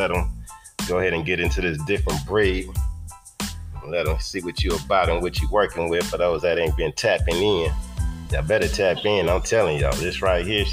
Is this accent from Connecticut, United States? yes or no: no; Long Beach, California, United States; born or raised there